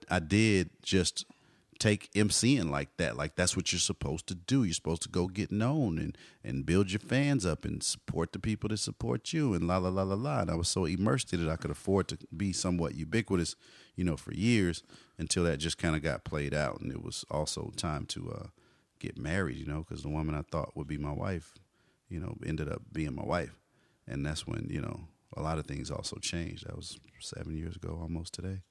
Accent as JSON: {"language": "English", "area": "Austin and Dallas", "region": "Texas", "country": "United States", "moved": "as an adult", "lives_now": "California, United States", "said": "I'm the Austin and Dallas guy"}